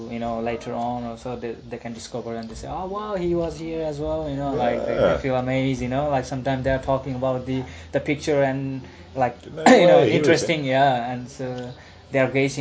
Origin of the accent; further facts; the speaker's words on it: Pokhara, Gandaki Province, Nepal; this is my hometown.